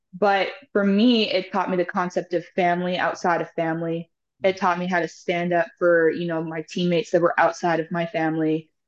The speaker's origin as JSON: {"language": "English", "town": "Houston", "region": "Texas", "country": "United States", "tie": "born or raised there", "also_born_or_lived": "Lloydminster, Alberta, Canada / Calgary, Alberta, Canada", "said": "we moved here in 2007. I was about nine, 10 years old"}